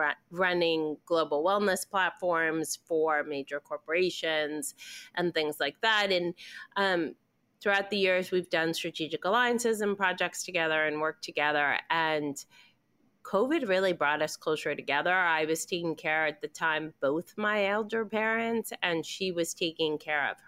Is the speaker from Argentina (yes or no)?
yes; Argentina; moved away; I'm originally from Argentina